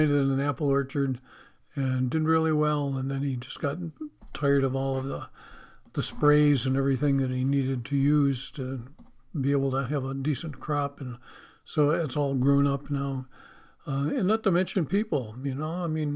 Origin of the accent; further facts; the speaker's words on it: Western New York, United States; I grew up on Route 20 in Western New York.